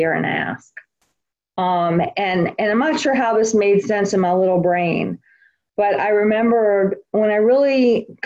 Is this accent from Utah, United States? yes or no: no; New Orleans, Louisiana, United States; I'm from New Orleans. I grew up in New Orleans, Louisiana